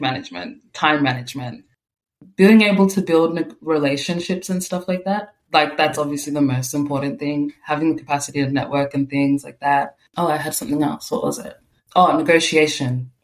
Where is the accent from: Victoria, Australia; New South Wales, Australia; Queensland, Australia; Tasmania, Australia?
Victoria, Australia; Melbourne; I was born in Australia in on Bunurong country in Melbourne, and my parents came from South Sudan, so I'm first generation um, Australian here.